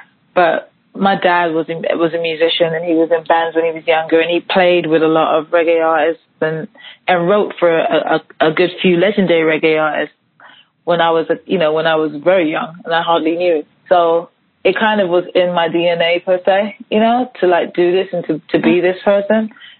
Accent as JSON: {"language": "English", "region": "London", "country": "United Kingdom", "tie": "born or raised there", "said": "London and where I grew up in London to kind of like growing up in Harlem."}